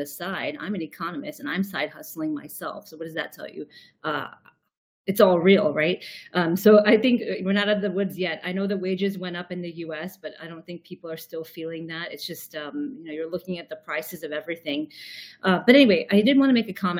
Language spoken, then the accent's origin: English; United States; also born or lived in Chicago; I speak as an American, of course, sitting here in Chicago right now.